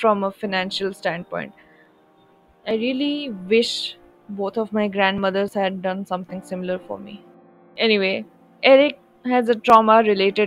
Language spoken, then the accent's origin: English; India; as an Indian